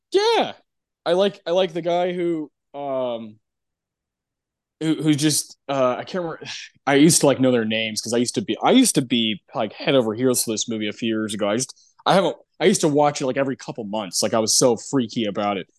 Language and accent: English; Texas, United States; I'm from Texas.